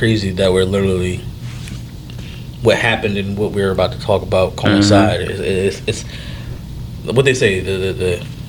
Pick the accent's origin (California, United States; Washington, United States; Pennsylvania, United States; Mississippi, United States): Pennsylvania, United States; Philadelphia; I'm from North Philly